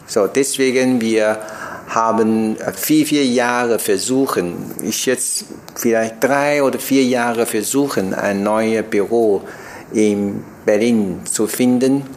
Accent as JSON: {"language": "German", "country": "Taiwan", "second_language": "German", "moved": "as an adult", "said": "ich komme aus Taiwan"}